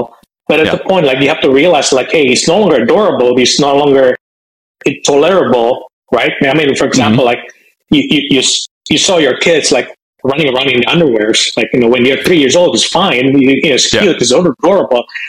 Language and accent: English; Indonesia; moved away as an adult; also born or lived in San Francisco Bay Area, United States; now in Bay Area, United States; I'm originally from Indonesia. I came to the United States as a foreign student when I was after finishing high school